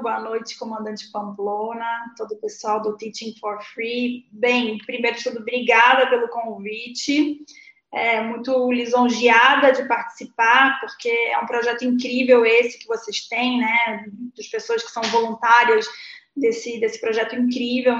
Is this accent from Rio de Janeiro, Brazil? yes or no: yes; Rio de Janeiro, Brazil; now in São Paulo, Brazil; Sou carioca da Gema. Sou nasci no Rio de Janeiro, é, no Leme